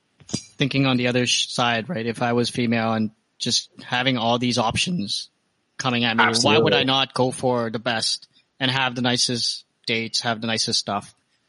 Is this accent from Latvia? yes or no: no; Richmond, British Columbia, Canada; Growing up in Richmond.